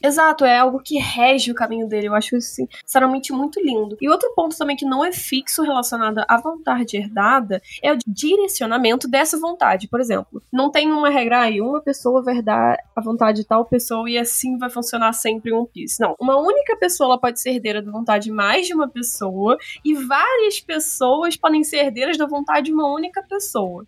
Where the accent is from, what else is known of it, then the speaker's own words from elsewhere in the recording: Rio de Janeiro, Brazil; accent: carioca; Também sou carioca